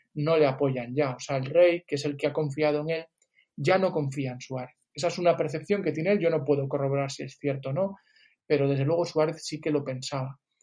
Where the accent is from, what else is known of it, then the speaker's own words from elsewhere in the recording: Galicia, Spain; yo soy gallego, yo no soy catalán